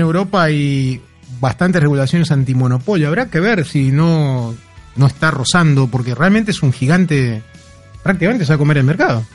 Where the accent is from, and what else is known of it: Argentina